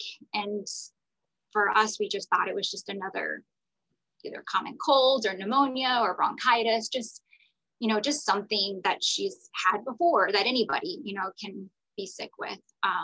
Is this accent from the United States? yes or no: yes; Florida, United States; moved away as an adult; now in Atlanta, United States; I live in Atlanta, Georgia, but I am from Florida. I am a Florida girl, born and raised